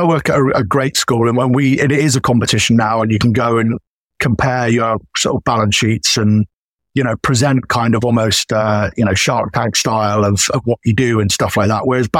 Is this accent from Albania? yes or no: no; United Kingdom; And obviously being a Brit as well, he's from quite sort of humble beginnings.